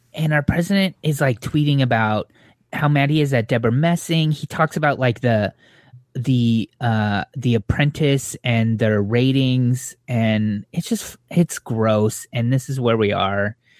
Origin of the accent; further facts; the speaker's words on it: Southern California, United States; growing up in Southern California